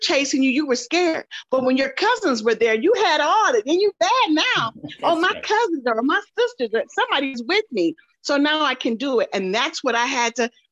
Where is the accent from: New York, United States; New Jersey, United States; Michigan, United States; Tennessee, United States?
Michigan, United States; moved away as an adult; also born or lived in Texas; I'm down here in Texas. I'm from Michigan